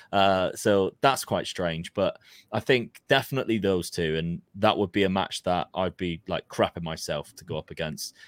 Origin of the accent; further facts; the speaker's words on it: Plymouth, South West England, United Kingdom; we're from Plymouth